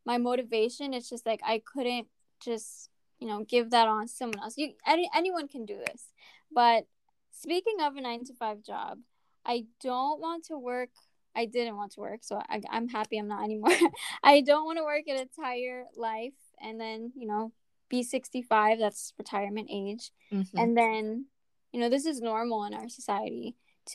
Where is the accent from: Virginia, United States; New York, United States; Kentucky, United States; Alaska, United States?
New York, United States; So I'm from New York